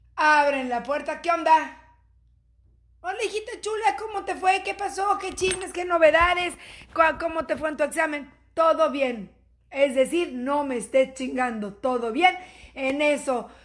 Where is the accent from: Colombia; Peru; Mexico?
Mexico; somos madres mexicanas